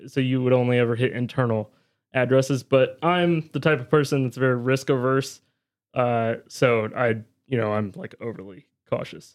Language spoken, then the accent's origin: English; near Williamsburg, Virginia, United States; a university, uh, close to my hometown. He was at William Mary University in Williamsburg, Virginia